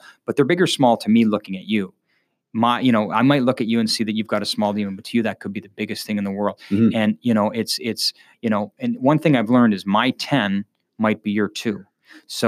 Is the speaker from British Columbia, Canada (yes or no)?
no; Kingston, Ontario, Canada; I'm from Kingston